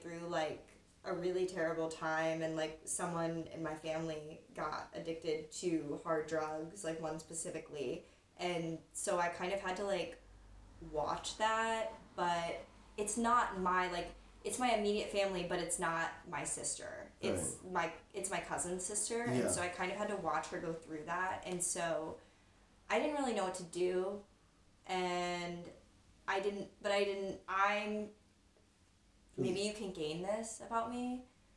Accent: North Canton, Ohio, United States; also born or lived in Columbus, Ohio; I'm from North Canton, Ohio.

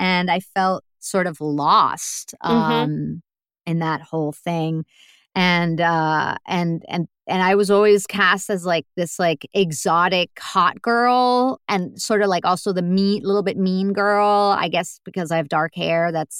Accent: New York, United States; now in Germany; And I was from New York.

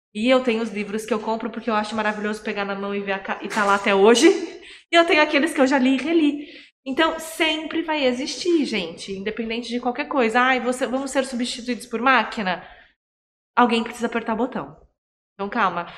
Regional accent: Campinas, São Paulo, Brazil; eu sou campineira e morava em São Paulo

